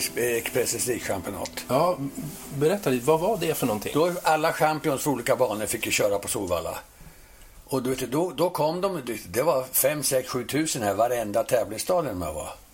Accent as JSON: {"language": "Swedish", "country": "Sweden", "also_born_or_lived": "United States", "moved": "as an adult", "said": "vi svenskar"}